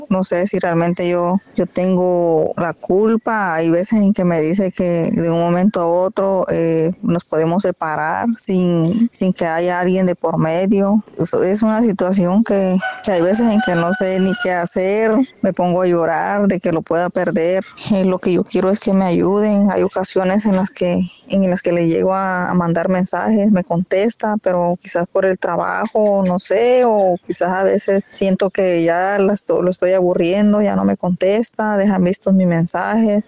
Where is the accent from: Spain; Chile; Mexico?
Mexico; Puerto Escondido, Oaxaca; soy de aquí, de Puerto Escondido